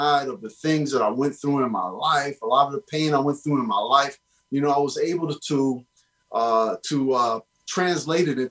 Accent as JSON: {"language": "English", "town": "Jacksonville", "region": "Florida", "country": "United States", "tie": "born or raised there", "moved": "as an adult", "lives_now": "New York, United States", "said": "I was born in New York and at the ripe old age of 4 years old, I was shipped down to Jacksonville, Florida, where I had my education and I was raised by a 70-year-old woman."}